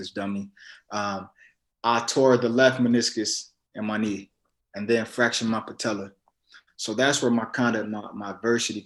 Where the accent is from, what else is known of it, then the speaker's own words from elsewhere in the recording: Las Vegas, Nevada, United States; I was born and raised in Las Vegas, Nevada